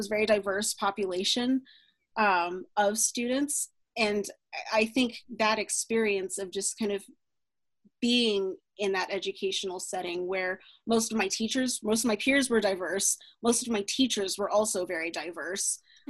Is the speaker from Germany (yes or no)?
yes; Germany; also born or lived in United States / Colorado Springs, United States / Turkey; I was born in the States, and we were stationed in Colorado Springs for a little while before we moved to Germany, but I have no memory of that. My earliest memories are actually from growing up in Germany.